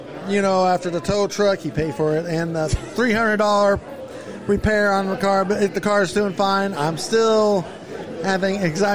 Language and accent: English; Cullman, Alabama, United States; I'm from Cullman, Alabama.